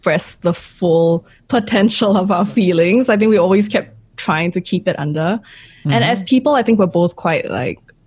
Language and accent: English; Singapore; I'm from Singapore